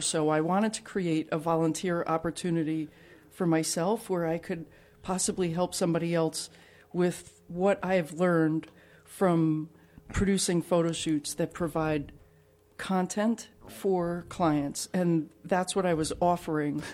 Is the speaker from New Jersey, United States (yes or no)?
yes; New Jersey, United States; also born or lived in Catania, Sicily; I grew up in New Jersey